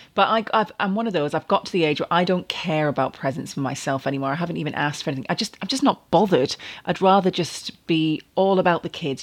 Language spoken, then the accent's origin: English; Manchester, North West England, United Kingdom; I was born in Manchester. One of the rare people to be a Manchester United fan from the city